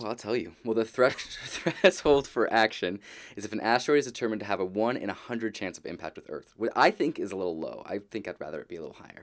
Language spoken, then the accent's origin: English; Southern California, United States; I grew up here in Southern California.